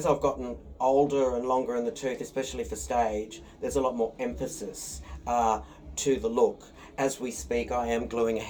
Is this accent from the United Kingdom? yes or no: no; far north Queensland, Australia; also born or lived in Brisbane / Townsville / Cairns / Mareeba; now in Sydney, Australia; I was born in Brisbane, but I was raised in far north Queensland. So I was raised in Townsville, Cairns, Mareeba, and Weeper.